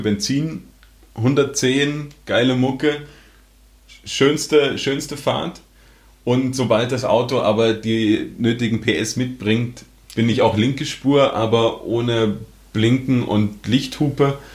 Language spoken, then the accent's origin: German; Germany; now in Austria; ich komme aus Deutschland, wohne in Österreich